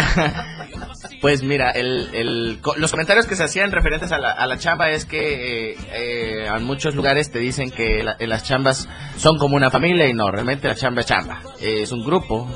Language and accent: Spanish; Chiapas, Mexico; mi Chiapas